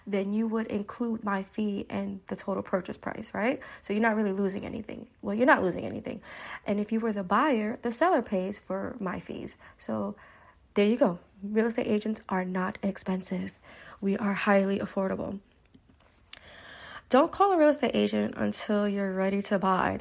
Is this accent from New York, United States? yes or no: yes; Brooklyn, New York, United States; now in New Jersey, United States; I am from Brooklyn, New York. I live in New Jersey